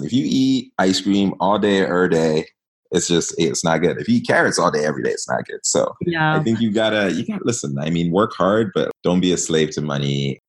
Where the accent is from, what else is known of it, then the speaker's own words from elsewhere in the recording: Ghana; also born or lived in East Africa; So definitely a lot of pride in being Ghanaian.